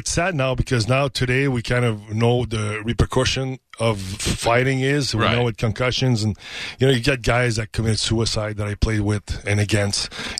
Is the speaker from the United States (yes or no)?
no; Canada; I'm Canadian, man. I'm Canadian.